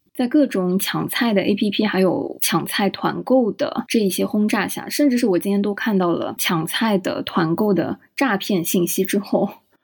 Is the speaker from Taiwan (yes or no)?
no; Shanghai, China; 作为一个从小出生在上海，长在上海，然后在上海念书、工作